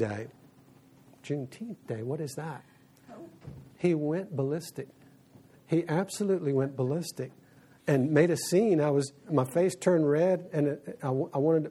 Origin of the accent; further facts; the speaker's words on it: South Louisiana, United States; I grew up in South Louisiana